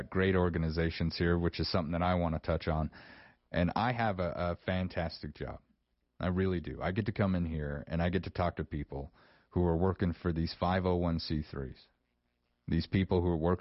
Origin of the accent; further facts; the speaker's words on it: Star Valley, Wyoming, United States; also born or lived in Buffalo, Wyoming; now in Sheridan, United States; I grew up in Star Valley, and the Rocky Mountains are literally right there